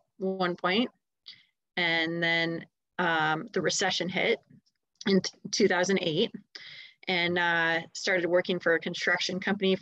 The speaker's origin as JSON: {"language": "English", "town": "Steamboat Springs", "region": "Colorado", "country": "United States", "tie": "born or raised there", "also_born_or_lived": "Denver suburbs, Colorado", "moved": "yes", "lives_now": "Denver, United States", "said": "I grew up in Steamboat Springs."}